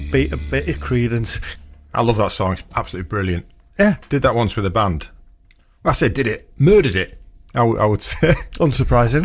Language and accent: English; Stamford Bridge, Yorkshire and the Humber, United Kingdom; where I grew up in Stamford Bridge